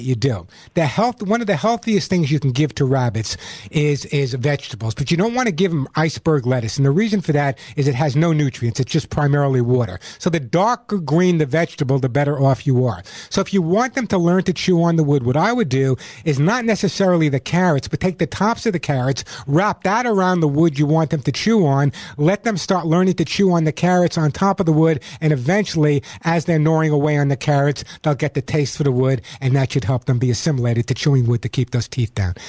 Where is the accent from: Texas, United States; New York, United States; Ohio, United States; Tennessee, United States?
New York, United States; I'm from New York. Yo, I'm from New York.